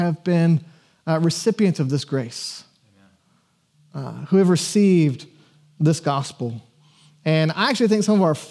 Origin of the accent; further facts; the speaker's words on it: Georgia, United States; I was born in Georgia in the 80s and was taken to church